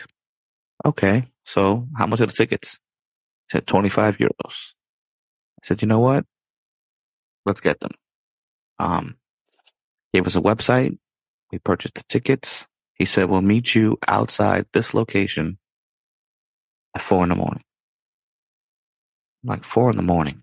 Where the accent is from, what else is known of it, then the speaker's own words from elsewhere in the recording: New York City, New York, United States; we're both from New York